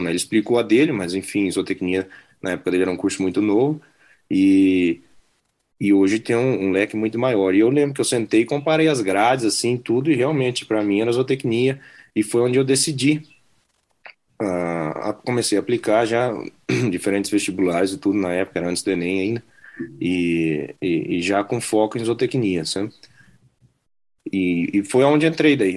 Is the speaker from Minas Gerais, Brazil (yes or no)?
no; Campo Grande, Mato Grosso do Sul, Brazil; moved away as an adult; also born or lived in Nebraska; now in United States; sou de Campo Grande, Mato Grosso do Sul